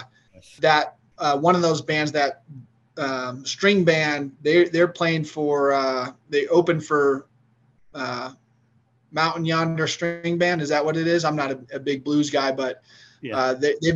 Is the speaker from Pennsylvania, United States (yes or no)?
no; Denver, Colorado, United States; also born or lived in Arizona / Michigan; I'm one of the only Colorado natives anymore, it would seem like, born and raised in Denver